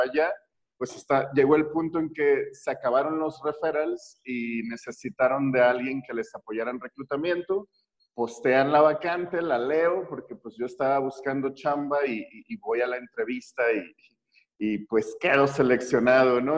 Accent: Mexico; como mexicano promedio

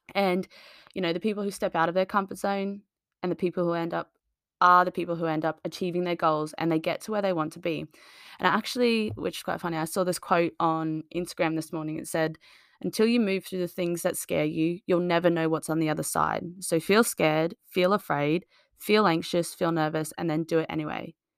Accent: Australia; moved away as an adult; now in United Kingdom; I moved from Australia on my own six, seven years ago

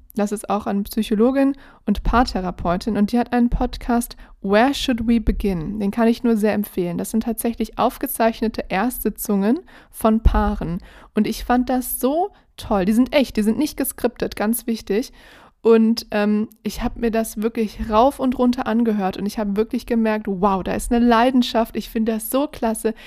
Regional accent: Berlin, Germany; ich bin ja in Berlin groß geworden

